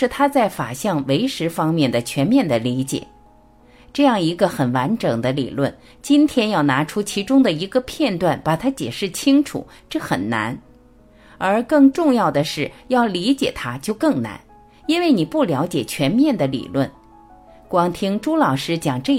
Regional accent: China; 人家说我们中国人没有理论。

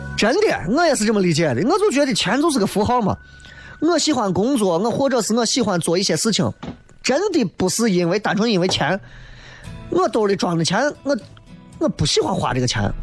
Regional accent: Xi'an, Shaanxi, China; 我是西安的

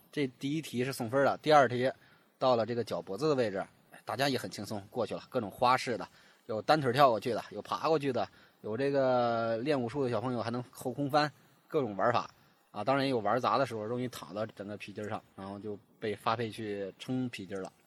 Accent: Hebei, China; 作为一个河北人呢，我从小就非常喜欢武侠故事

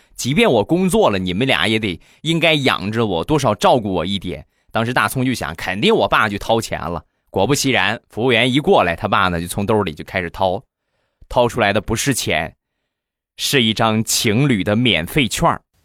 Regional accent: Rizhao, Shandong, China; 在山东，在我的家乡日照

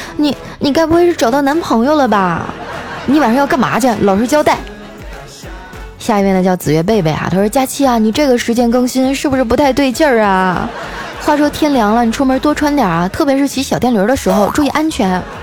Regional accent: Northeast China, China; now in Shanghai, China; 作为一个东北妹子啊

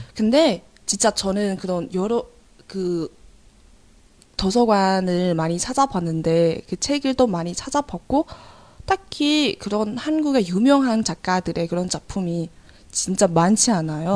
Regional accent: China; Korean is a second language; moved away as an adult; now in South Korea; 저는 1월에 잠깐 중국에 돌아갔어요

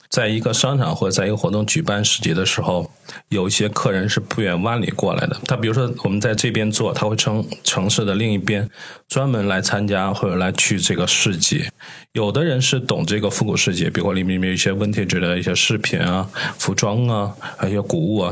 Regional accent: Tianjin, China; 我们天津人是吃过见过的

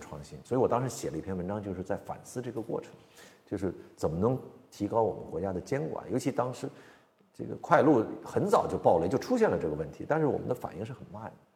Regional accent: China; also born or lived in United States; 咱是中国人

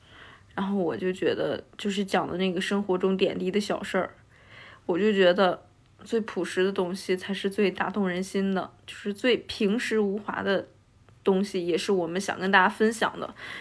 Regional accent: Hebei, China; now in Beijing, China; 我是北方人，河北人

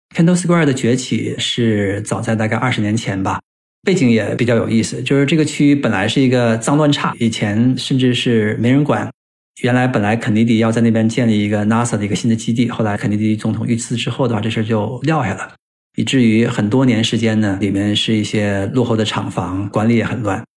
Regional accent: China; 对于我们中国人的话，我到Boston感觉虽然环境很好

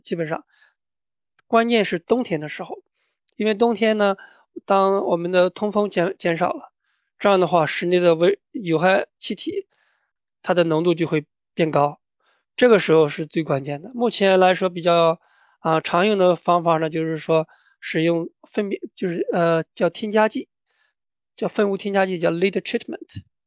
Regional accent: Anhui, China; moved away as an adult; also born or lived in Iowa, United States / Canada; now in Georgia, United States; 我的家乡呢是安徽，然后我在大学的时候是我的，在我家乡的大学，安徽农业大学学的农业建筑环境

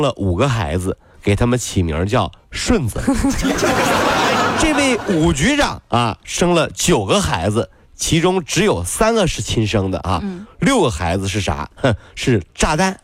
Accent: China; 还是有很多人喜欢我们中国人的

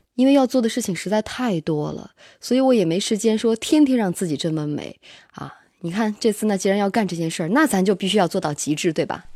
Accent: Xinjiang, China; now in Beijing, China; 我爱新疆啊，虽然北京也很好 但是我性格中的很多东西都是我的家乡带给我的

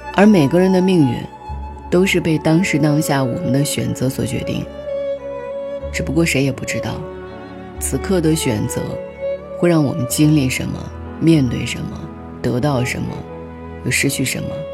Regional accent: China; 我们国家

